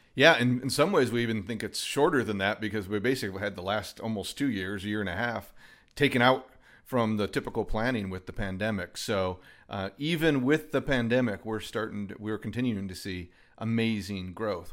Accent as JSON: {"language": "English", "region": "Michigan", "country": "United States", "tie": "born or raised there", "also_born_or_lived": "Nashville / Knoxville / Montgomery", "moved": "as an adult", "lives_now": "Huntsville, United States", "said": "I grew up in Michigan, actually"}